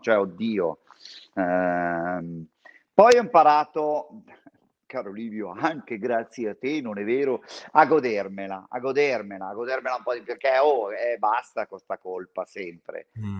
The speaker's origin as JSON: {"language": "Italian", "town": "San Donato Milanese", "region": "Lombardy", "country": "Italy", "tie": "born or raised there", "said": "io sono cresciuto a San Donato Milanese"}